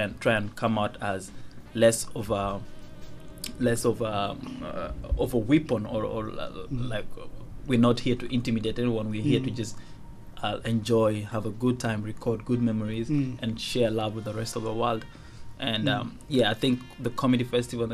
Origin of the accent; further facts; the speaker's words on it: Uganda; first language Dinka; English is a second language; moved away; also born or lived in Kenya / Juba, South Sudan; I would say I grew up most of my life in Uganda, because I did about 16 years in Uganda.